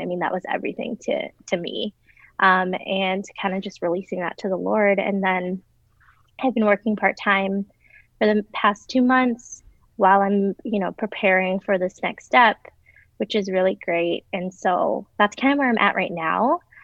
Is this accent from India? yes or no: no; Chicago, Illinois, United States; moved away as an adult; now in Minneapolis, United States; I grew up in Chicago.